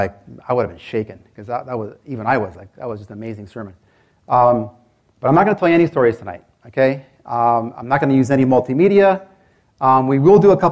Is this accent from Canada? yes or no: yes; Canada; I'm from Canada